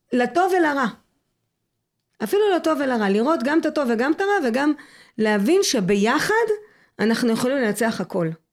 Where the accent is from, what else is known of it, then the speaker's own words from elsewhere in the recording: Mitzpe Ramon, Southern District, Israel; זה מקום שבחרתי לחיות בו. גדלתי בו, עזבתי, וחזרתי מבחירה שלי